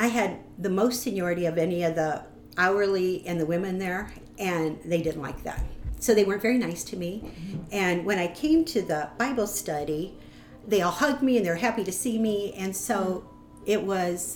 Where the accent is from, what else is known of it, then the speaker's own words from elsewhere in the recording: Omaha, Nebraska, United States; I'm from Omaha. And I grew up, I'm the oldest